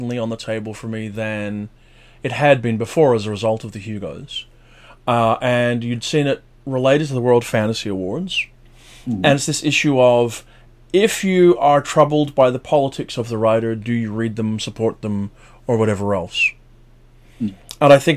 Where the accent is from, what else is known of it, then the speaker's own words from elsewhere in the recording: Belfast, Northern Ireland, United Kingdom; moved away; I'm from Belfast